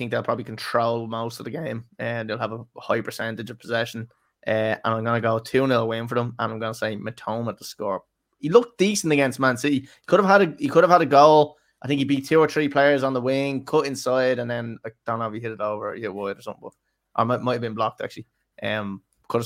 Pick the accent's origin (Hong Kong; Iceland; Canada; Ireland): Ireland; We're Irish